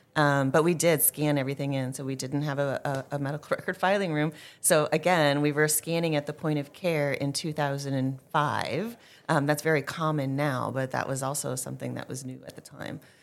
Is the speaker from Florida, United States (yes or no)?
no; Green Bay, Wisconsin, United States; moved away; born and raised in Green Bay, Wisconsin